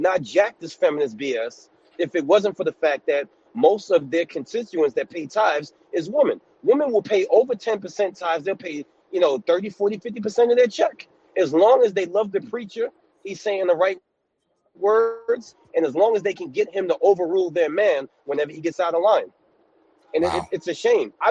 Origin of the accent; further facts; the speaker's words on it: New York City, New York, United States; moved away as an adult; now in upstate New York, United States; I'm from New York City, but I live in upstate New York